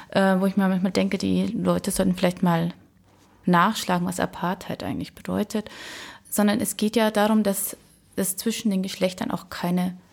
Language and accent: German; Germany; Und ich sage, äh, nein, ich bin äh, Deutsche.